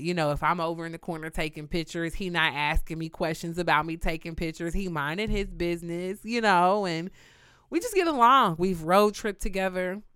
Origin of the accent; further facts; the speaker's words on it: Kansas City, Missouri, United States; also born or lived in Houston, Texas; I'm known in New York as the girl from Kansas, which I have to correct everybody and tell them I'm from Kansas City, Missouri